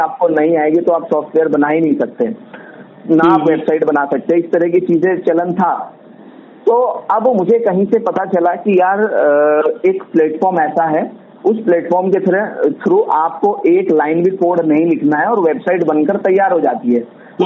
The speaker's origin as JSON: {"language": "Hindi", "town": "Haridwar", "region": "Uttarakhand", "country": "India", "said": "मैं हरिद्वार सिटी से हूँ और वहाँ पर मैं बिजनेस रन कर रहा हूँ"}